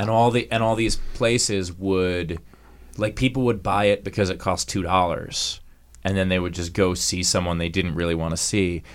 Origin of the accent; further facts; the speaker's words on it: New York, United States; I grew up in New York also